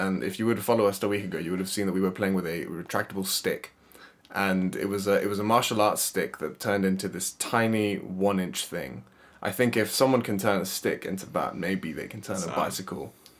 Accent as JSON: {"language": "English", "country": "Paraguay", "tie": "born or raised there", "also_born_or_lived": "United States", "moved": "as an adult", "lives_now": "London, United Kingdom", "said": "I'm also technically a Paraguayan citizen. So Paraguay is a country in South America. My mum is British, my dad is Paraguayan, and I was born and raised there until I was 18. After living there for 18 years, I moved to the US, where I met my wife."}